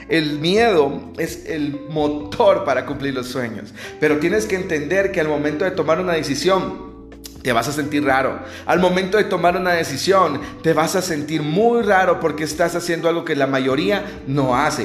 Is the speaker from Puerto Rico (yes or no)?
no; El Salvador; now in Guatemala City, Guatemala; actualmente yo soy salvadoreño, estoy fuera de mi país, estoy en un país cercano, no está ahí lejos, estoy en Guatemala, en la capital.